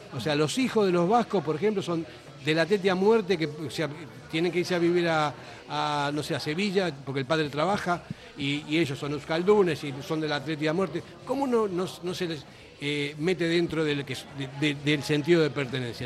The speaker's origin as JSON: {"language": "Spanish", "country": "Argentina", "moved": "yes", "lives_now": "Basque Country, Spain", "said": "Yo siendo argentino, vine aquí"}